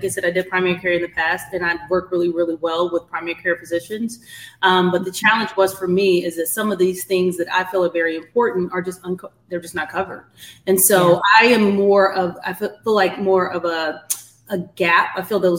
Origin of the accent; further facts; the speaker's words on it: Kansas City, Missouri, United States; moved away as an adult; now in Atlanta, United States; I am clearly from Kansas City, Missouri, but I reside in Atlanta